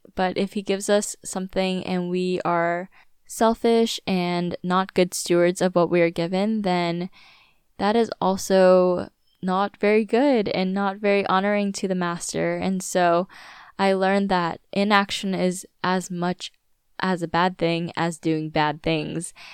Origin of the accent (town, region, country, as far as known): Virginia Beach, Virginia, United States; born or raised there; moved away